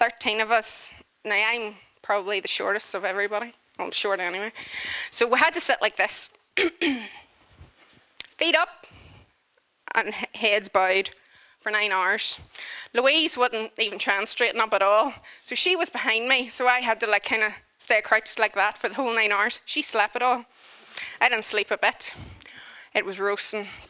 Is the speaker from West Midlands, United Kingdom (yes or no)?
no; Northern Ireland, United Kingdom; I'm not saying wee because I'm from Northern Ireland